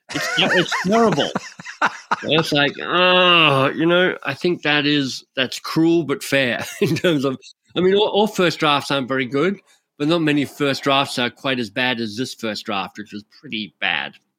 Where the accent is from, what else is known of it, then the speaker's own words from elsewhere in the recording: Australia; now in Canada; I'm an Australian living in Canada